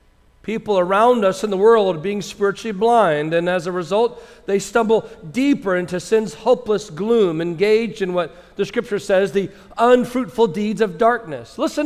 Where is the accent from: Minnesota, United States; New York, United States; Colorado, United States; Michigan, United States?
Minnesota, United States; born there; also born or lived in California / South Carolina / Indiana / Georgia; now in Miami, United States; But I was born in Minnesota, and I have lived in seven different states that range from California to South Carolina. States like Indiana, Georgia.